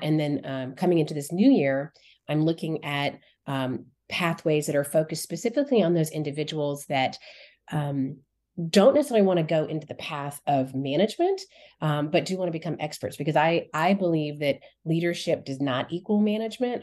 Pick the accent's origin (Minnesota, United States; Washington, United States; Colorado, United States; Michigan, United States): Colorado, United States; I grew up in Colorado